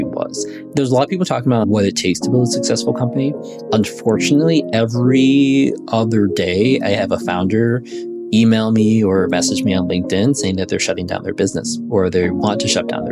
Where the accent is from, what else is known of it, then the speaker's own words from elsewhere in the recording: Chicago, Illinois, United States; I was born in Chicago, Illinois, in the city there, and spent most of my life being raised